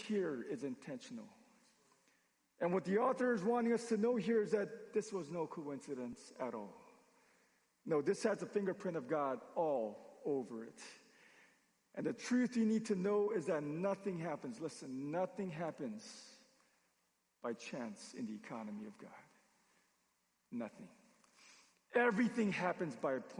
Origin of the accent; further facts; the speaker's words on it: Los Angeles, California, United States; fly into LA, my hometown